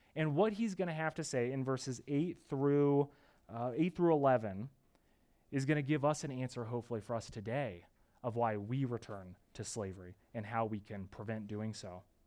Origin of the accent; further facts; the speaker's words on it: United States; moved away; I'm from the East Coast where growing up with my family and my parents, we were just minutes away from Gettysburg, Antietam